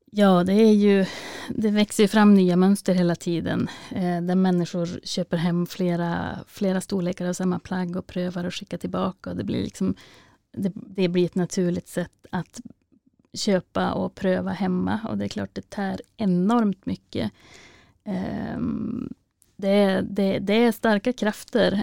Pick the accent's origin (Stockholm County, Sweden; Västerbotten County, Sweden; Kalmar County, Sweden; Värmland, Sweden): Västerbotten County, Sweden; Vännäs; min hemkommun Vännäs och Vännäsby